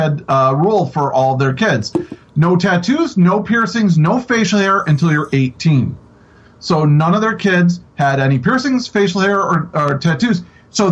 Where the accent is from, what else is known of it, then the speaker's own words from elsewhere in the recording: Buffalo, New York, United States; I grew up in Buffalo, which is like 2 minutes across the border from Canada.